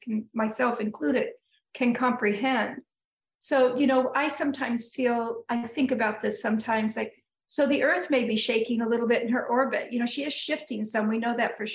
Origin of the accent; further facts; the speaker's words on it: Northern California, United States; moved away as an adult; now in New England, United States; I moved here about a little over 34 years ago. I grew up in Northern California.